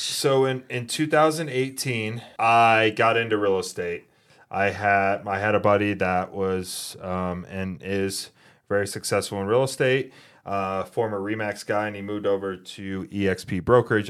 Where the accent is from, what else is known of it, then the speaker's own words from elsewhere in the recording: New York, United States; moved away as an adult; also born or lived in Fort Carson, Colorado; now in Colorado, United States; originally from New York